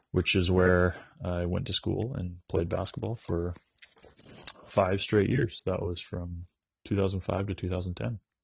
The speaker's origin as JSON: {"language": "English", "town": "Dawson Creek", "region": "British Columbia", "country": "Canada", "tie": "born or raised there", "said": "I'm a northern British Columbia boy. I grew up in Dawson Creek, B C"}